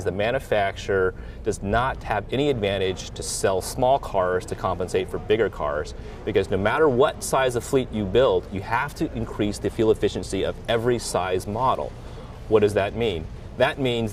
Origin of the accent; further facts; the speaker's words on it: Southern California, United States; I grew up in Southern California during the 70s.